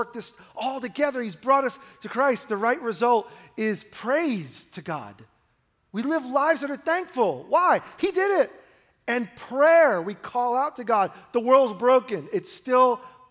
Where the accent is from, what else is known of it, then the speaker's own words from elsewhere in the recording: New York City, New York, United States; now in Oregon, United States; I grew up in New York, and you see the world in New York City